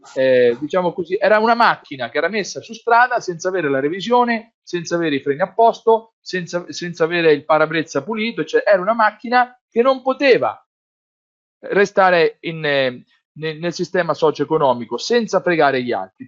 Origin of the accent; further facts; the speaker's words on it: Grottazzolina, Marche, Italy; Al mio paese, a Grotta Zolina, io nel 1970, io avevo 7 anni